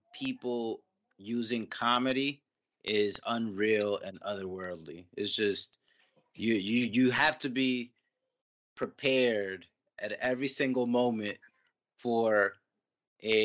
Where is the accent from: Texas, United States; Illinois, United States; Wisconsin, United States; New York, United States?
New York, United States; New York City; also born or lived in Oakland, California; now in Philadelphia, United States; I'm from Queens, live in Philly now, lived in Oakland too.